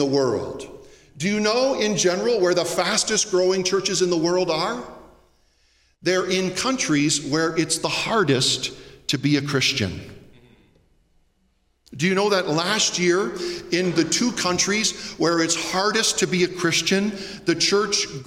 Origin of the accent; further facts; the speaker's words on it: Southern Ontario, Canada; growing up in the 80s in Southern Ontario